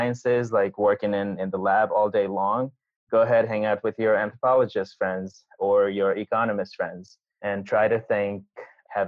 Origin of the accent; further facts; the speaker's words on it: Nepal; moved away; I grew up in Nepal